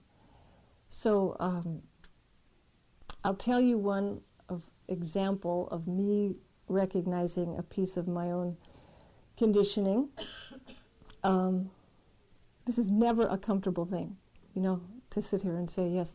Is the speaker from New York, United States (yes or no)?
no; San Diego, California, United States; moved away; So I grew up in San Diego, which we know is right next to Tijuana.